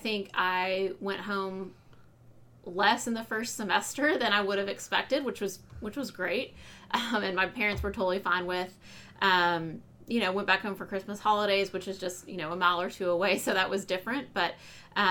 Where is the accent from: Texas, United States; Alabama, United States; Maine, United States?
Texas, United States; Fort Worth; I grew up in Fort Worth, so I've been around TCU for a long time